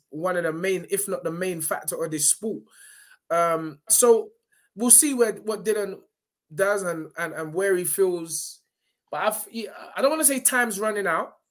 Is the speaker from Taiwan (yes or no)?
no; Nigeria; Some Uber money, because you know I'm Nigerian as well.